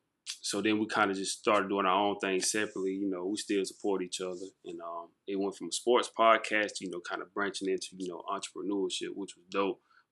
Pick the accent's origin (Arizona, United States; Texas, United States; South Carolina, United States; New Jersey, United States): South Carolina, United States; Jonesville; I'm from Jonesville, South Carolina, man. Like, I'm proud of where I'm from.